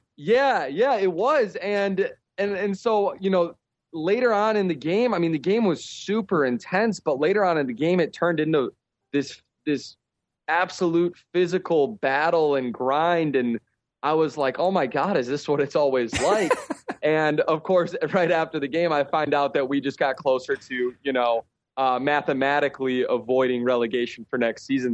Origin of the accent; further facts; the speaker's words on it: Chicago, Illinois, United States; moved away as an adult; now in Czech Republic; I grew up in Chicago